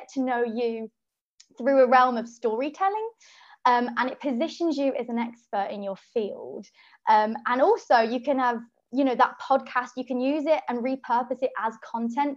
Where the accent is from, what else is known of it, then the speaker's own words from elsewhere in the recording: Birmingham, West Midlands, United Kingdom; now in London, United Kingdom; I'm from Birmingham, but I live in London